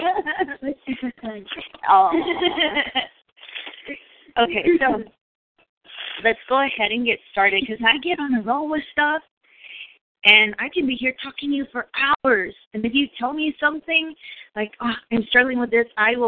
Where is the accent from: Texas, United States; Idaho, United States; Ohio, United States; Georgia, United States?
Texas, United States; moved away; also born or lived in New York; I'm from Texas